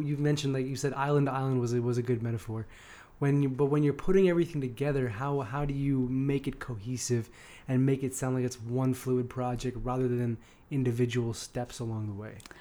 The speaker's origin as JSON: {"language": "English", "area": "the Bay Area", "region": "California", "country": "United States", "moved": "as an adult", "lives_now": "Los Angeles, United States", "said": "I'm from the Bay."}